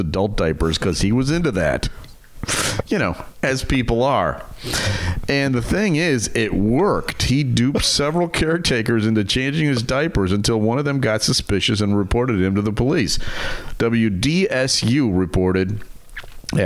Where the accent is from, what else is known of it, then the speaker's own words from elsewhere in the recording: Mount Prospect, Illinois, United States; a store right here in my hometown